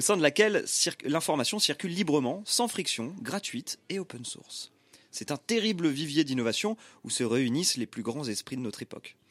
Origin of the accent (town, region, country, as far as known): Saint-Étienne, Auvergne-Rhône-Alpes, France; born or raised there; moved away